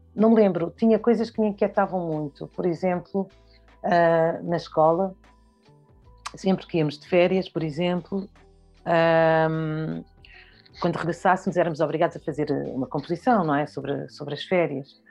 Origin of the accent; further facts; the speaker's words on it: Lisbon, Portugal; also born or lived in Bié, Angola; E, e eu cresci em Lisboa, cresci na rua da, na rua da Boa Vista, Uh, cresci em Lisboa